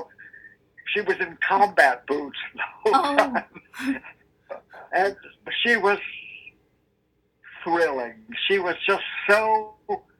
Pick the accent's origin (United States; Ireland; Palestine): United States; Texas; moved away; we're both from Texas, and we had done a Texas musical called Roadside